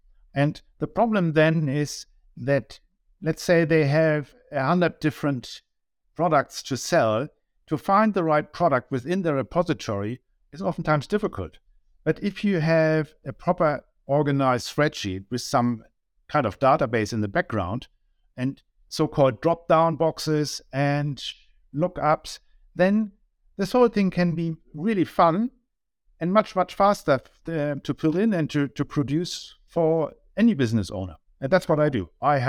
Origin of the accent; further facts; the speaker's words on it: Germany; accent: German; English is a second language; moved away as an adult; you can tell by my accent I'm from Germany.